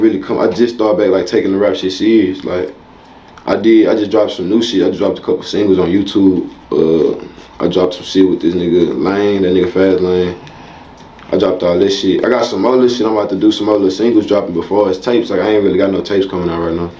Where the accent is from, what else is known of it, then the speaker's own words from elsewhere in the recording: Houston, Texas, United States; I'm from Houston, Texas.